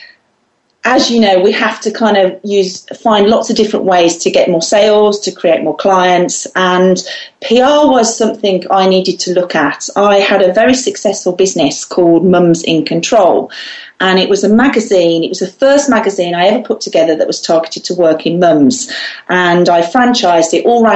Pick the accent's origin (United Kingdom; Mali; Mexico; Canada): United Kingdom; Solihull, West Midlands; I'm from the West Midlands in the UK, a place called Solihull